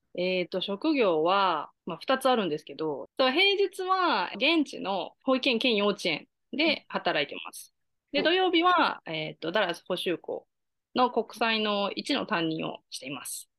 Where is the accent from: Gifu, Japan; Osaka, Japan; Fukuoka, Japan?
Gifu, Japan; moved away as an adult; also born or lived in Nagoya, Japan; now in Dallas, United States; 岐阜出身で26年間、えーと、岐阜育ち